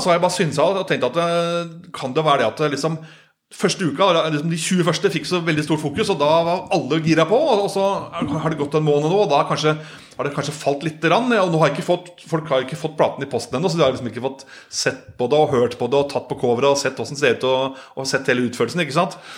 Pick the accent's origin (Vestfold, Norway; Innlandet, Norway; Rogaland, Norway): Innlandet, Norway; Solør; jeg er fra Soler, altså Kirken her, da.